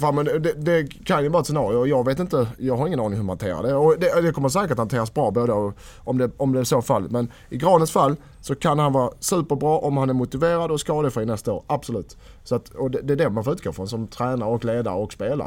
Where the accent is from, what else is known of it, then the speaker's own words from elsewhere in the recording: Helsingborg, Skåne, Sweden; moved away; hemma i Helsingborg. Nästan Helsingborg